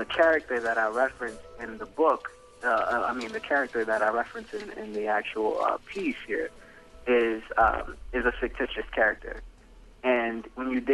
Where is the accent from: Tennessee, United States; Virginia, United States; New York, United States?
Virginia, United States; Hampton Roads; the Hampton Roads area, Virginia Beach, Norfolk? Yep. Newport News, yeah. So that's home.